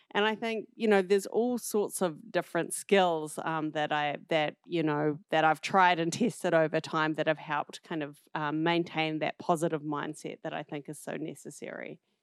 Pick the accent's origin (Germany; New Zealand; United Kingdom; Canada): New Zealand; southern tip of the South Island; moved away as an adult; also born or lived in New York City, United States; now in United States; I'm originally from New Zealand, um, grew up on the southern tip of the South Island